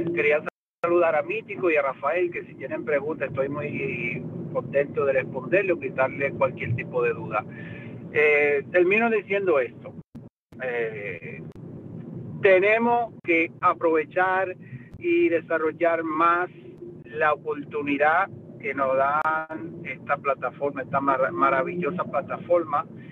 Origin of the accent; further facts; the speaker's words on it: Italy; also born or lived in Dominican Republic; parte de nuestra cultura italiana